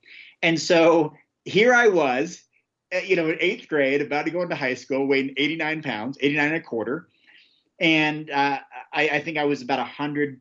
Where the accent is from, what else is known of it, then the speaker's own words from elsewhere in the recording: Oregon, United States; my home state of Oregon